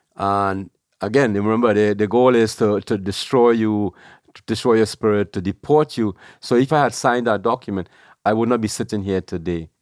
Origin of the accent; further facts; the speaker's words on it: Trinidad & Tobago; moved away as an adult; also born or lived in New York; now in New Jersey, United States; I was born in Trinidad.